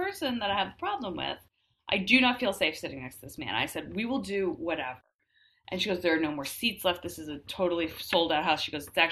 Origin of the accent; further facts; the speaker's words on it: United States; I was raised female in the United States